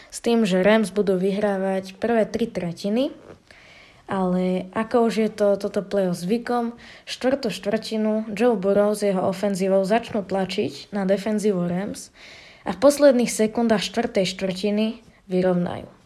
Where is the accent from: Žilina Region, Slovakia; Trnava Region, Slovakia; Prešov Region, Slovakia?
Žilina Region, Slovakia; Žilina; som zo Žiliny, mám 13 rokov